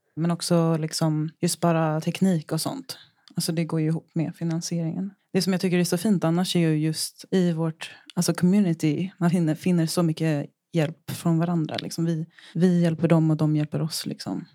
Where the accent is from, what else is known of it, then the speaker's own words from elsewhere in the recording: Japan; moved away; Just då så var jag i Japan, det är där jag är ifrån